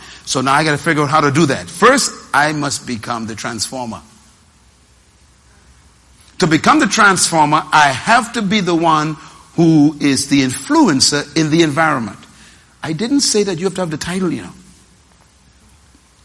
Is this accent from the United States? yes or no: no; Nassau, New Providence, Bahamas; I was born in Bain Town, sleeping on the floor